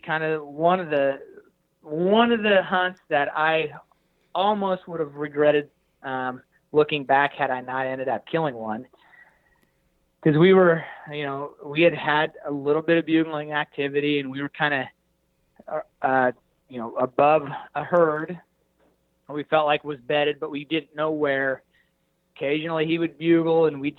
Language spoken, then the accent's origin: English; Hays, Kansas, United States; I'm a flatlander from Hays, Kansas